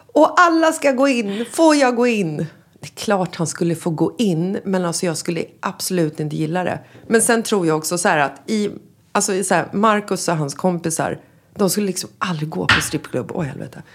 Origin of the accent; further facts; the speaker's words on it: Sweden; moved away as an adult; also born or lived in Marbella, Spain; now in Spain; när vi kommer hem till Sverige från Spanien